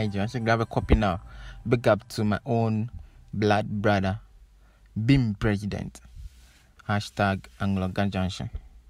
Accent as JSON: {"language": "English", "country": "Ghana", "said": "Charlie Stonebwoy, we proud to have you as a Ghanaian man."}